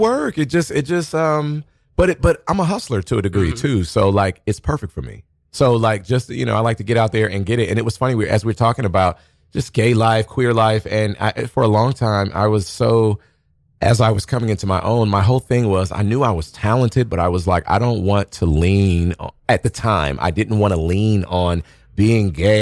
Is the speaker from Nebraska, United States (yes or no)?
yes; Omaha, Nebraska, United States; now in New York, United States; I'm originally from Omaha, Nebraska.